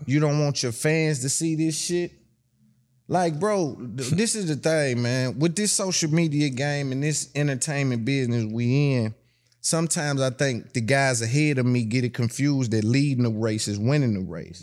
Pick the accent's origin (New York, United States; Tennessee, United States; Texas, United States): Tennessee, United States; I'm from Tennessee